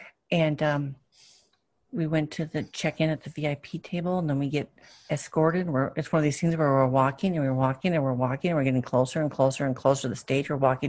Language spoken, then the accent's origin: English; Wisconsin, United States; one former, one current senator of Wisconsin, which is basically my home state.